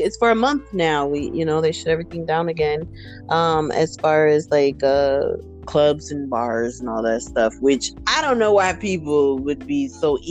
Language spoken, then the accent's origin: English; East Coast, United States; now in Arizona, United States; I'm from the East Coast. I live in Arizona